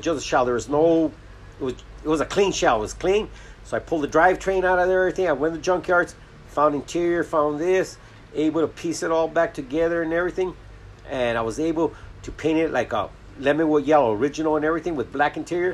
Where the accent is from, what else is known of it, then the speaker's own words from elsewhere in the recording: Los Angeles, California, United States; I grew up in Boyle Heights